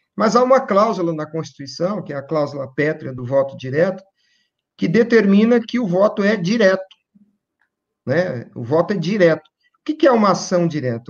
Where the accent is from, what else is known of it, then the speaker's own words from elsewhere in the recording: Campo Grande, Mato Grosso do Sul, Brazil; lá na minha cidade, em Campo Grande, Mato Grosso do Sul